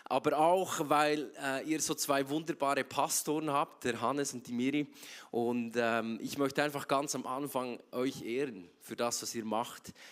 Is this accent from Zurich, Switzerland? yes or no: yes; Zurich, Switzerland; Nicht, weil ich so ein krasser Typ bin aus Zürich, sondern weil Gott so mega krass ist.